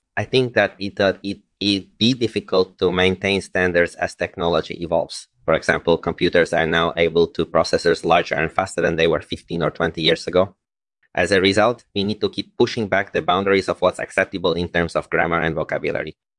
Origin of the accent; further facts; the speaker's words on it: Poland; moved away as an adult; also born or lived in Warsaw; now in United States; I was born in Poland, and I've lived in the U S for the last twenty years